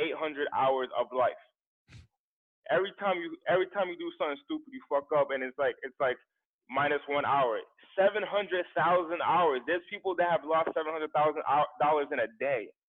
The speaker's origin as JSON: {"language": "English", "town": "Central Falls", "region": "Rhode Island", "country": "United States", "tie": "born or raised there", "moved": "yes", "lives_now": "Los Angeles, United States", "said": "I'm from the East Coast in an impoverished area called in an impoverished part of Rhode Island."}